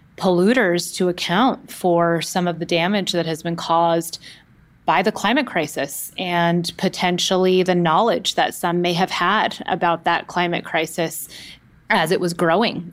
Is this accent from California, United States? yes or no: yes; Oakland, California, United States; I grew up in the Bay Area and the San Francisco Bay Area, specifically in the East Bay in Oakland